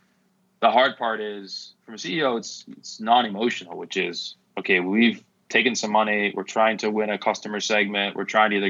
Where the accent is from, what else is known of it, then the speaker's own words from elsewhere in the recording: Seattle, Washington, United States; I grew up in Seattle